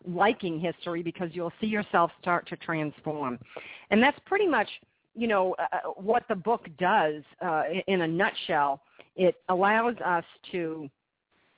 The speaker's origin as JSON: {"language": "English", "country": "United States", "said": "I live in the United States, and I'm from the United States"}